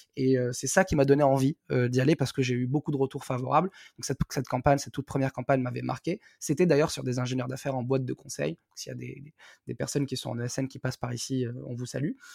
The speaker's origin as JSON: {"language": "French", "town": "Algiers", "region": "Algiers Province", "country": "Algeria", "tie": "born or raised there", "moved": "yes", "said": "je suis né, j'ai grandi à Alger"}